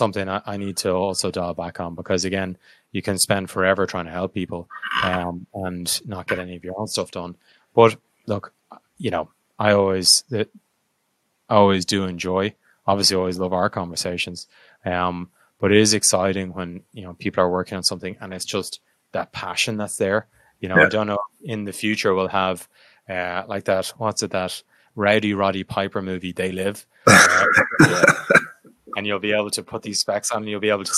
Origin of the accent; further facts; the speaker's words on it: Ireland; I'm Irish